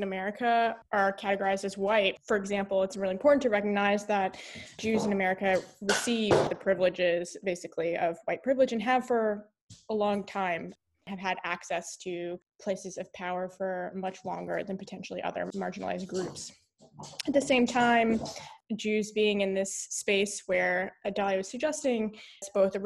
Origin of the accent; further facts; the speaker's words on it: the South, United States; moved away as an adult; also born or lived in Houston, Texas / Charleston, South Carolina / Chicago; I grew up in the South